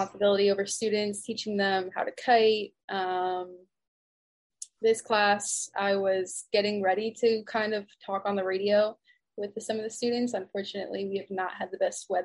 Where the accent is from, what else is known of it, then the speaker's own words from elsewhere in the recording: Pittstown, New Jersey, United States; moved away as an adult; now in Lake Wales, United States; I am originally from Pittstown, New Jersey